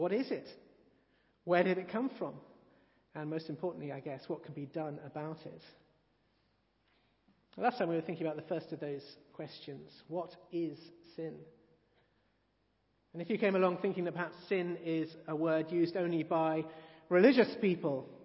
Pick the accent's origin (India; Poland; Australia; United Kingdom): United Kingdom; England; I've always thought that one of the better things about being English is that many of us are somewhat embarrassed about being English